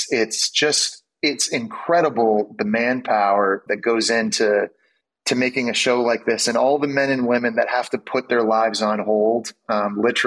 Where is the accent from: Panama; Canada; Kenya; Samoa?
Canada; moved away as an adult; also born or lived in Ottawa / Montreal / New York City; growing up in Canada